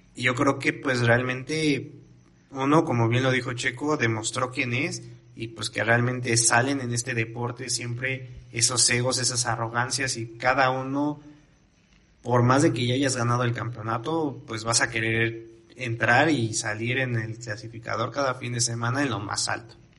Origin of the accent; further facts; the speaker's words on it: Mexico; como mexicanos